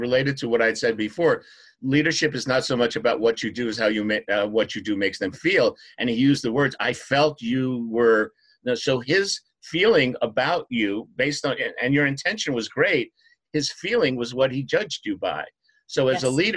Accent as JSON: {"language": "English", "region": "New York", "country": "United States", "said": "I'm from New York."}